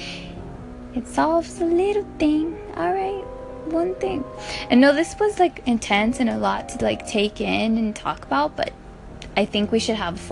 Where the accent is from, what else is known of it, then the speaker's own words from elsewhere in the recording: Compton, California, United States; I was from Compton